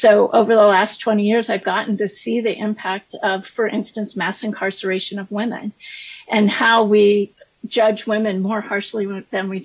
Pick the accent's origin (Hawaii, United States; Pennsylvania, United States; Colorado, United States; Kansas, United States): Colorado, United States; Colorado Springs; moved away as an adult; also born or lived in Chicago; I'm a fifth generation Coloradan, so I grew up in Colorado Springs